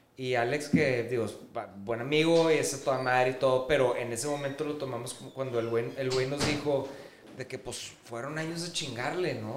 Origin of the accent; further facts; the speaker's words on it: Mexico; como mexicanos somos, o sea, no me quiero poner tan denso, pero somos una raza conquistada